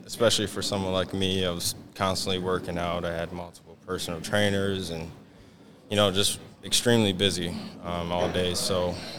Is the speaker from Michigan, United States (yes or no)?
yes; Flint, Michigan, United States; I am from Flint, Michigan. I've been there my whole entire life. My family is from there. I went to school and I went to high school. It's called Forest Creek High School.